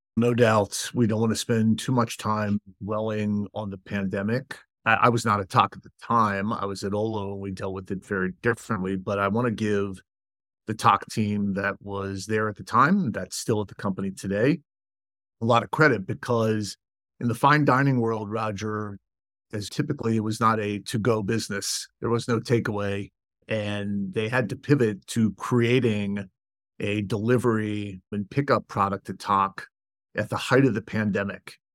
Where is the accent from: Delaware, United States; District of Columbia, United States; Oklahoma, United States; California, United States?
District of Columbia, United States; Washington; moved away as an adult; also born or lived in Ann Arbor, Michigan; my hometown of Washington, D C